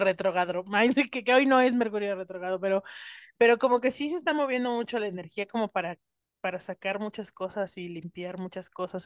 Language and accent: Spanish; Mexico; cuando los comencé a ver aquí en México